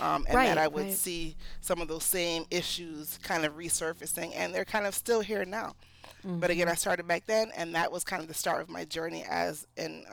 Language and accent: English; Connecticut, United States; also born or lived in New York / Philadelphia / Jamaica; I was raised mostly in Connecticut, but also in New York, and I went to school in Philadelphia